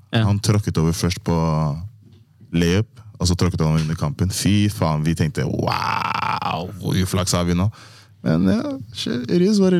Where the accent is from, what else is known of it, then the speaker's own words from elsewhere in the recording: Persbråten, Oslo, Norway; Jeg er fra Persbråten.